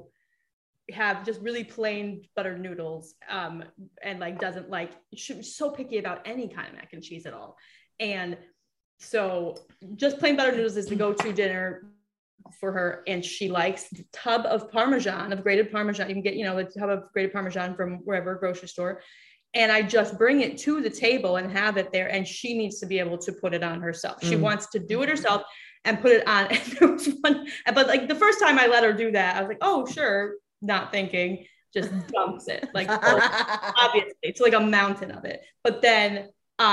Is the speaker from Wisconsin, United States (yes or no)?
yes; Wisconsin, United States; I grew up in Wisconsin